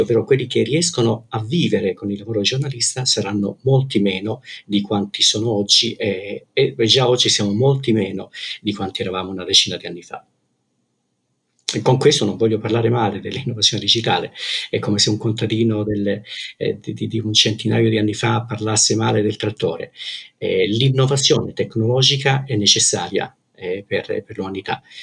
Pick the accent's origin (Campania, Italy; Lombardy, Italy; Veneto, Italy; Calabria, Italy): Calabria, Italy; moved away as an adult; now in Pisa, Italy; Vengo dalla Calabria, eh, una terra che amavo e amo forse ancora, ancora di più ora che non ci abito, mm, ora che non ci abito eh, però se la mia formazione e la mia infanzia eh, sono state in Calabria